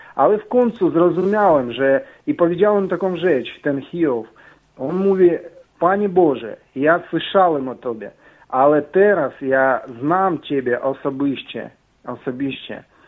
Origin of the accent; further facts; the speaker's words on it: Ukraine; Polish is a second language; now in Poland; jestem z Ukrainy. Mam trochę akcent